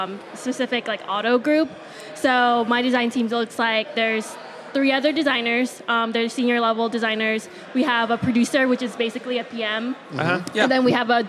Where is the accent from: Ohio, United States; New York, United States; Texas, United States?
Texas, United States; San Antonio; I'm from San Antonio, Texas.